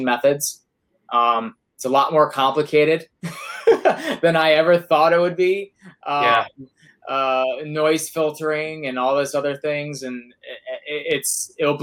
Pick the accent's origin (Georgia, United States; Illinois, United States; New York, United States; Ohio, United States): Ohio, United States; Cleveland; I'm from Cleveland and he left us